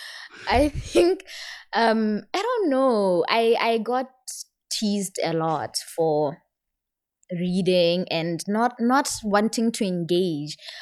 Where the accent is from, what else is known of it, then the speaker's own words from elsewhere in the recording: Serowe, Central District, Botswana; moved away; I'm from Botswana